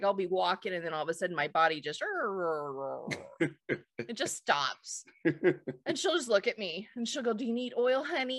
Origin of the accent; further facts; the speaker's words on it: California, United States; moved away; also born or lived in Gloucester, Massachusetts; I grew up on the Pacific Ocean